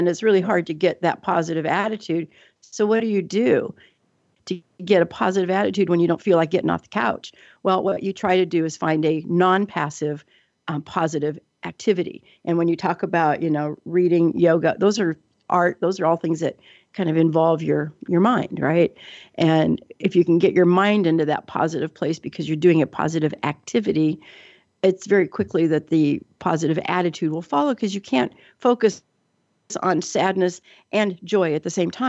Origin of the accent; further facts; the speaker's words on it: Seattle, Washington, United States; also born or lived in Alaska / Colorado; now in Portland, United States; I was born in Alaska in December, if you can imagine. My mom told me it was 62 degrees below zero that day. Wow. But then I spent my young years in Colorado. And then I grew up in Seattle after that.